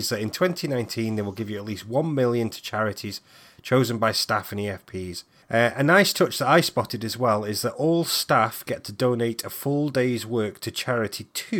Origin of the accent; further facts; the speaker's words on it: Stoke-on-Trent, West Midlands, United Kingdom; moved away as an adult; also born or lived in Manchester; now in Aberdeen, United Kingdom; I grew up in Stoke-on-Trent. That's where I'm originally from, same as yourself.